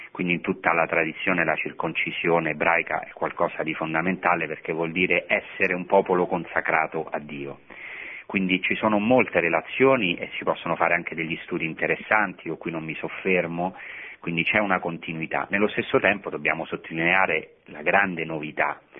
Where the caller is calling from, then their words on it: Bologna, Emilia-Romagna, Italy; siamo da Bologna.